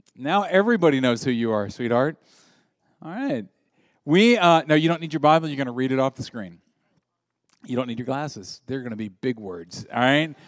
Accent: the South, United States; I grew up in the South

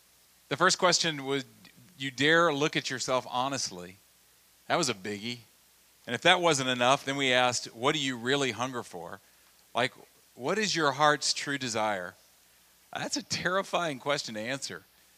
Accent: Louisiana, United States; But when I was a little kid, I grew up in Louisiana, and we would have the parish fair in our hometown because we were Central Louisiana.

